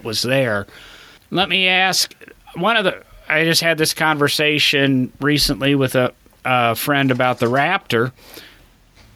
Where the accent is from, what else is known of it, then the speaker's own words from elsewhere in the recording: Illinois, United States; I grew up in Illinois